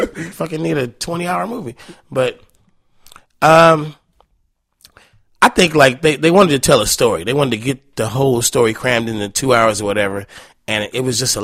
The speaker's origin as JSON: {"language": "English", "town": "Oakland", "region": "California", "country": "United States", "said": "I'm from Oakland."}